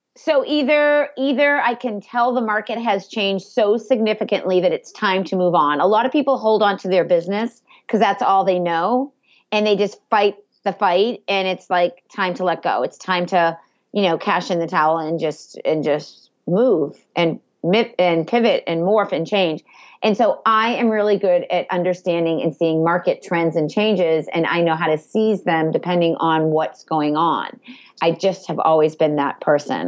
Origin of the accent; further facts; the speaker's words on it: Andover, Massachusetts, United States; I grew up in Andover